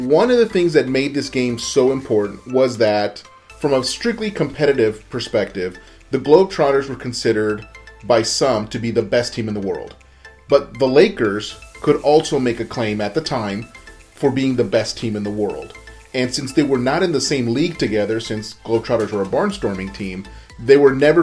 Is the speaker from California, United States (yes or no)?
yes; Southern California, United States; since I was a little kid growing up in Southern California during the Magic Johnson Showtime days